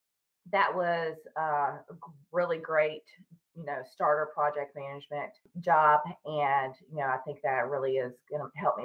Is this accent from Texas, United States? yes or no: no; Tennessee, United States; now in Charlotte, United States; I live in the north part of Charlotte, North Carolina, and I'm originally from Tennessee, but I've lived here for about 20 years now.